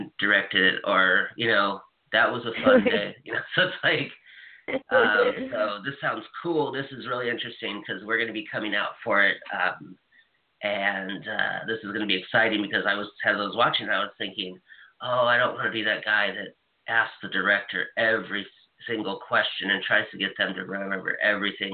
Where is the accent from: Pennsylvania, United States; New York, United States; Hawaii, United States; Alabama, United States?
Hawaii, United States; moved away; I'm from Hawaii